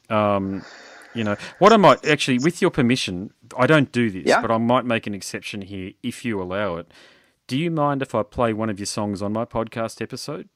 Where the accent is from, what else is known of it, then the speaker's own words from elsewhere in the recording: Queensland, Australia; I'm not from Sydney or Melbourne. I'm from Queensland